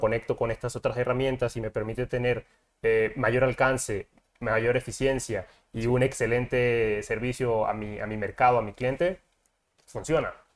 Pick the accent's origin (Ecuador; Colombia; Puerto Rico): Colombia; moved away as an adult; now in Mexico; soy de Colombia, llevo ya aquí en México cinco años